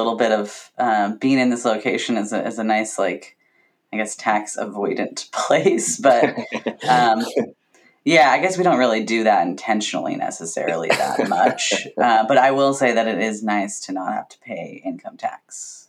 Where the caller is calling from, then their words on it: Vancouver, Washington, United States; I am on traditional Cowlitz and Chinook territories, now known as Vancouver, Washington. The other Vancouver, as I like to call it.